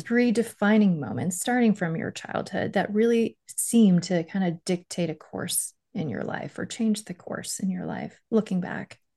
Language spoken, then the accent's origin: English; Miami, Florida, United States; also born or lived in Stony Brook, New York; I was born in Stony Brook, lived there till I was five, and then we moved to Miami.